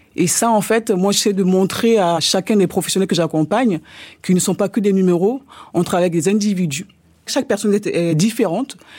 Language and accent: French; France; je suis française d'origine ivoirienne